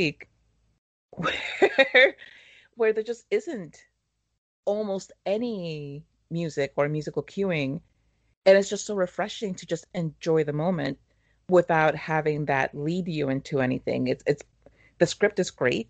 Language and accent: English; Mexico; growing up in Mexico watching telenovelas